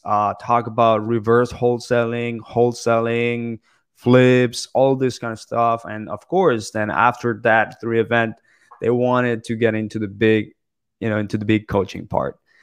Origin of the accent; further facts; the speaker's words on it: Bogota, Colombia; also born or lived in Toronto, Canada / Ottawa, Canada / Michigan, United States; now in South Florida, United States; I was born in Bogota, Colombia. I currently live in South Florida